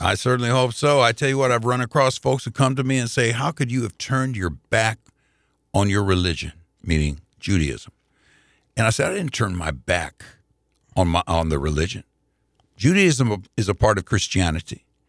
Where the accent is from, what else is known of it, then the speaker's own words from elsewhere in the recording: Indianapolis, Indiana, United States; I grew up in the Jewish community 'cause mom and pop worked real hard to get me that membership at the Jewish Community Center in Indianapolis.